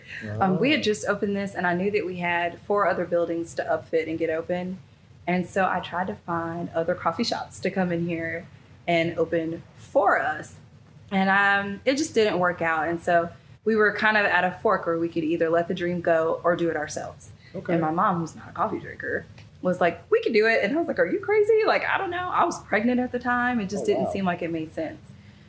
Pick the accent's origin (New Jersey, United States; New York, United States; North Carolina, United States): North Carolina, United States; Kannapolis; I'm from Kannapolis.